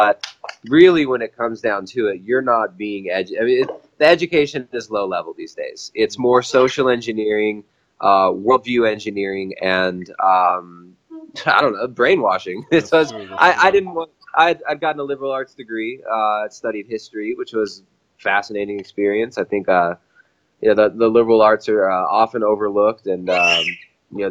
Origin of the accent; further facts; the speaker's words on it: California, United States; moved away as an adult; now in Ecuador; I grew up in California, in the suburbs